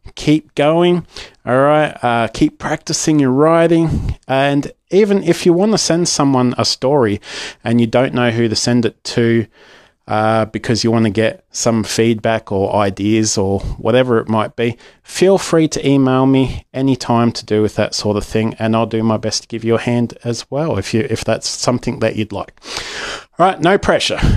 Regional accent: Australia

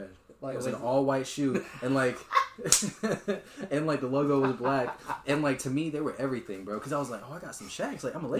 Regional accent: Georgia, United States; growing up in Georgia

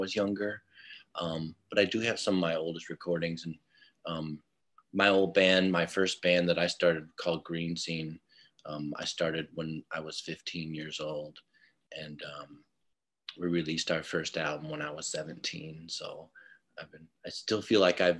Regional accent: Mukwonago, Wisconsin, United States; also born or lived in Menomonee Falls, Wisconsin; now in Milwaukee, United States; mostly I grew up in Mequonago, which is where I went to junior high and high school

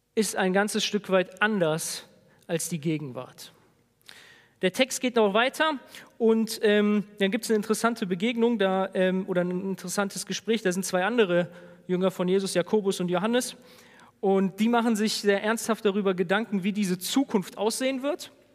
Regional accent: Germany; als Deutsche

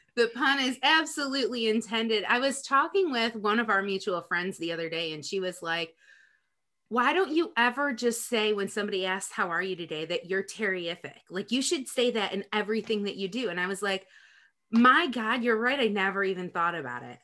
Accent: Rochester, New York, United States; now in North Carolina, United States; I'm from Rochester, New York.

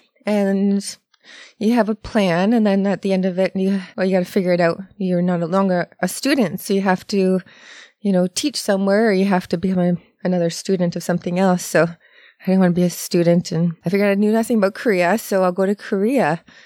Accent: Sarnia, Ontario, Canada; now in Toronto, Canada; I'm from Sarnia. I haven't been here in Toronto for too long, 11, 12 years

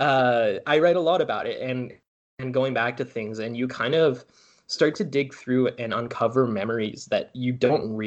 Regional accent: North Vancouver, British Columbia, Canada; I'm from North Ann

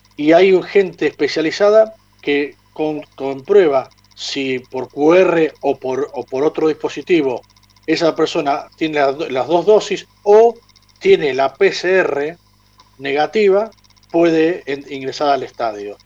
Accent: Argentina; moved away

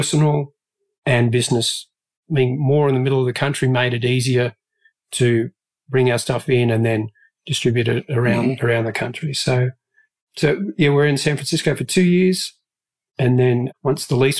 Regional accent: Australia; moved away as an adult; now in Dallas, United States; I'm a little bit further South

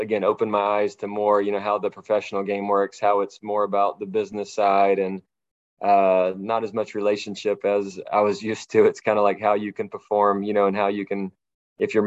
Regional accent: Dahlonega, Georgia, United States; I grew up in Dahlonega, Georgia, which is, a little bit north of Atlanta in the rural mountains type area

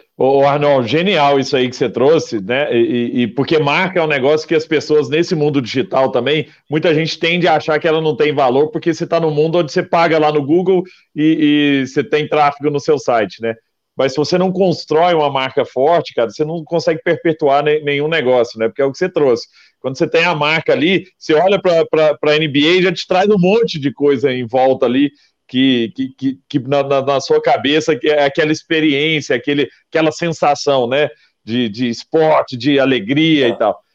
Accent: Araguari, Minas Gerais, Brazil; Eu lembro lá em Araguari, quando eu sou nascido em Araguari, né, Triângulo Mineiro, e lá em Araguari chegava na época, na minha época de escola

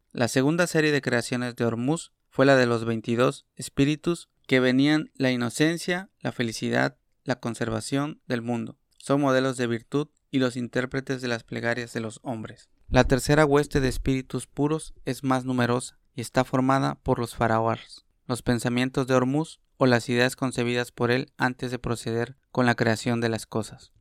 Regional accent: Mexico; lo que nos toca a nosotros como mexicanos

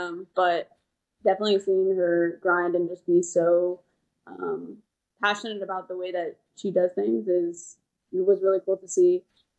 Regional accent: Kansas City, United States; moved away as an adult; also born or lived in Texas; now in Houston, United States; I am from Kansas City, grew up in Kansas City, went to Texas A&M, and now I play for the Houston Dash in Texas

